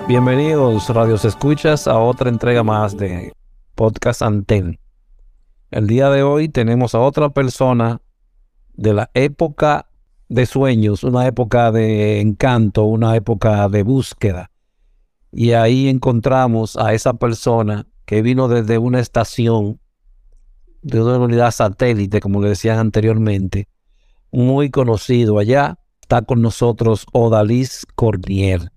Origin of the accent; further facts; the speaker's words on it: Santo Domingo Este, Distrito Nacional, Dominican Republic; Yo me crié en la calle 6, frente a Los Molinos